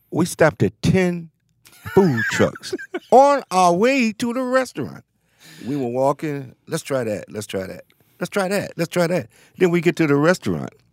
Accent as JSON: {"language": "English", "town": "Cleveland", "region": "Ohio", "country": "United States", "tie": "born or raised there", "said": "Yes, it does. I came from a line of people in that city."}